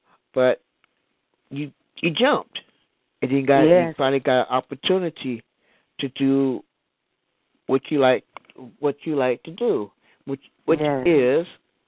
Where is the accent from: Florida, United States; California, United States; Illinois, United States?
Illinois, United States; Chicago; my hometown, Chi-Town.